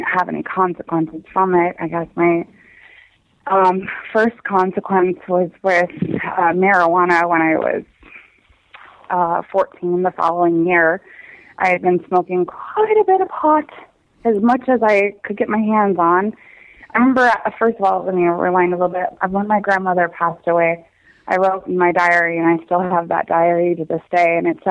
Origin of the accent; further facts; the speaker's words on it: Minnesota, United States; moved away as an adult; also born or lived in Montana / Washington State; at the time my family lived in Montana, but we're from Minnesota